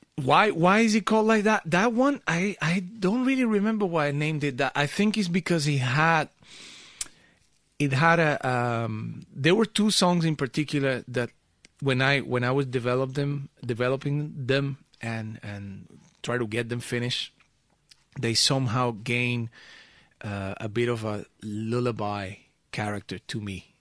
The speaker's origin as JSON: {"language": "English", "country": "Venezuela", "tie": "born or raised there", "also_born_or_lived": "Portugal (family origin)", "moved": "yes", "lives_now": "Amsterdam, Netherlands", "said": "I grew up in Venezuela"}